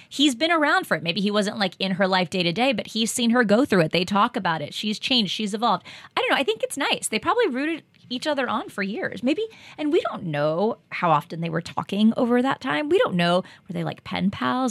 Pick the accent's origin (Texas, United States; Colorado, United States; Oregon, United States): Texas, United States; moved away; I grew up in Texas